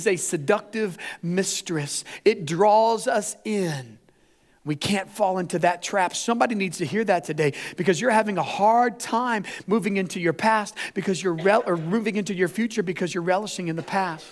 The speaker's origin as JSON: {"language": "English", "region": "Indiana", "country": "United States", "said": "we're the Hoosiers"}